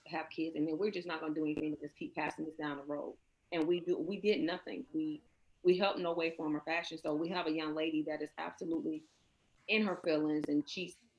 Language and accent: English; Georgia, United States; I am from the South, I am from Georgia. So I grew up in a house where yes ma'am, no ma'am was the thing